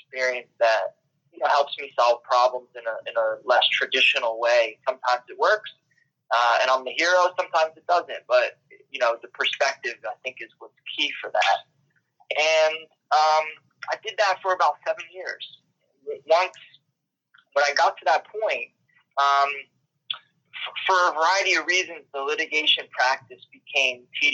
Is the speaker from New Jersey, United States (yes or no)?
yes; Trenton, New Jersey, United States; I grew up in the Trenton, New Jersey area